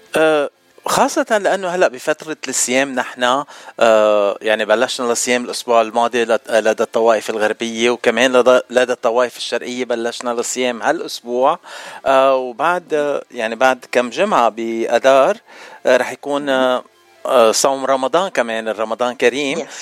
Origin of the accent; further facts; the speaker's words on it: Beirut, Beirut Governorate, Lebanon; انا من الاشرفيه